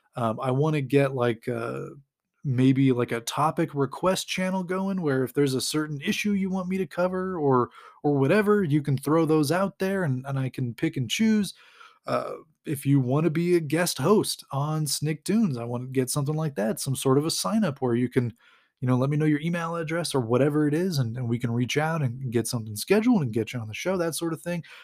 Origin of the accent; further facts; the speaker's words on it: San Jose, California, United States; I grew up in California, we had our fair share of earthquakes